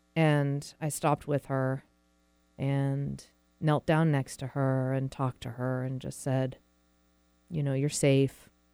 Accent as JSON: {"language": "English", "region": "New England", "country": "United States", "tie": "born or raised there", "moved": "as an adult", "lives_now": "Seattle, United States", "said": "I was born and raised in New England, but I've lived out in Seattle for about 16 years now"}